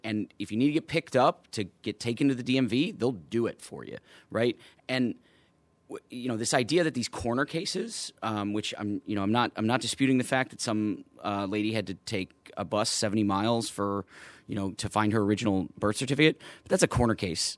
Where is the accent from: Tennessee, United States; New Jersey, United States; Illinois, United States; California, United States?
Illinois, United States; Chicago; native, native son of Chicago, went to DePaul, uh, went to high school at Fenwick